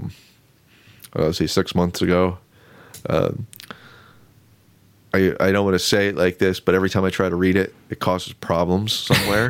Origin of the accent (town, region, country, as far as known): Renovo, Pennsylvania, United States; born or raised there; also born or lived in Lock Haven, Pennsylvania